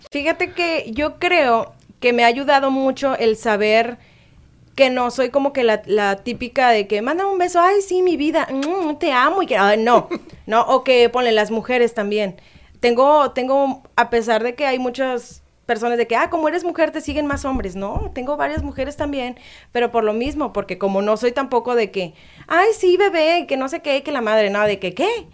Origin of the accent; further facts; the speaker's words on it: Boca del Río, Veracruz, Mexico; Soy de Veracruz, soy de Boca del Río, Veracruz